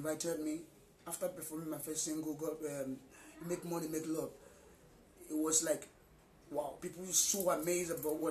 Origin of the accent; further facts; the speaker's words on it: Anambra, Nigeria; I'm from Nigeria